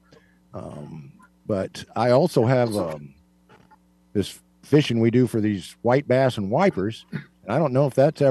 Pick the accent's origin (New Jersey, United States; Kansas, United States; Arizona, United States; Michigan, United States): Kansas, United States; I am from Kansas